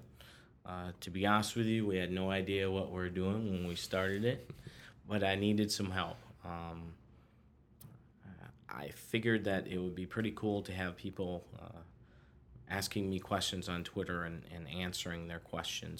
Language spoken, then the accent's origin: English; Detroit, Michigan, United States; also born or lived in New Jersey / Boyne Falls, Michigan; I am from Michigan, the Detroit area, grew up there